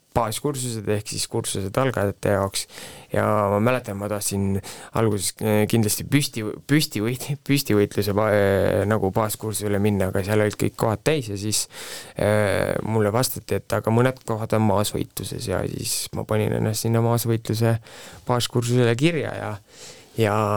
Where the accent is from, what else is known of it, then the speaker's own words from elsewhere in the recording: Viljandi, Viljandi County, Estonia; moved away as an adult; also born or lived in Tartu; ma olen Viljandist pärit, läksin ülikooli Tartusse